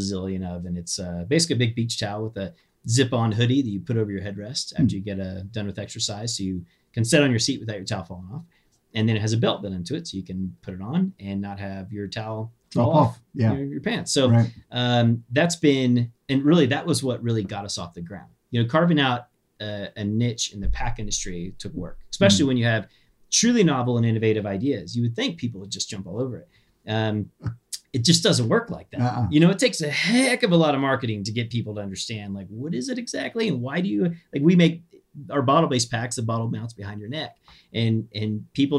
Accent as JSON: {"language": "English", "region": "Kansas", "country": "United States", "tie": "born or raised there", "moved": "yes", "said": "Where I grew up in Kansas"}